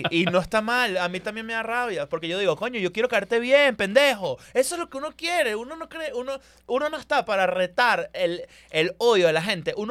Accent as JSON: {"language": "Spanish", "country": "Spain", "said": "Pero soy español. Entonces. ¿Eres español? Yo soy. Yo tengo pasaporte europeo."}